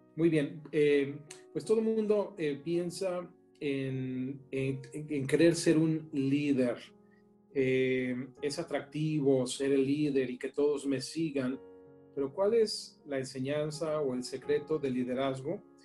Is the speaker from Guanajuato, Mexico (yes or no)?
yes; León, Guanajuato, Mexico; moved away as an adult; also born or lived in New York / New Jersey; Nos conocimos estudiando sistemas computacionales en el TEC de Monterrey en León yo ahí crecí, en Guanajuato